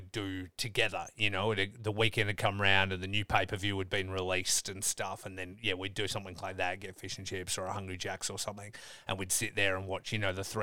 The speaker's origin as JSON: {"language": "English", "town": "Geraldton", "region": "Western Australia", "country": "Australia", "tie": "born or raised there", "also_born_or_lived": "Dongara, Australia / Perth, Australia", "said": "I grew up in Dongra and then in Geraldton, and then I didn't move to Perth until university."}